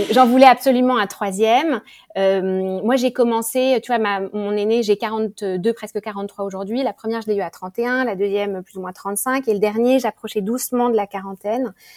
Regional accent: Paris, Île-de-France, France; moved away as an adult; now in Singapore; je suis française. Euh, parisienne, presque toujours habitée euh, à Paris.

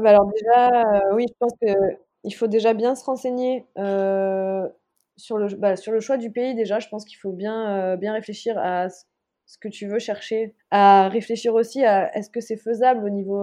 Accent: southern France, France; moved away as an adult; also born or lived in Senegal; now in Mauritius; moi aussi, étant du Sud

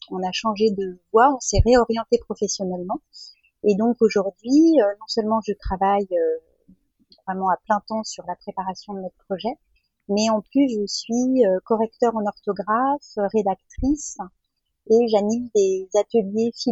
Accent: France; je suis française, j'ai toujours vécu en France, j'ai 50 ans.

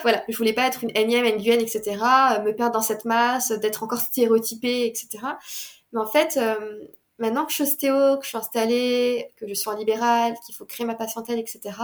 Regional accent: Paris, Île-de-France, France; j'étais de Paris

